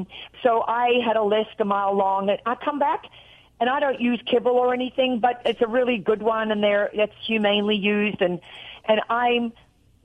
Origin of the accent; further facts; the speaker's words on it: Australia; accent: Australian; also born or lived in Tennessee; now in Nashville, United States; When I talk to my sister on the phone in Australia, I get off there and I'm real Australian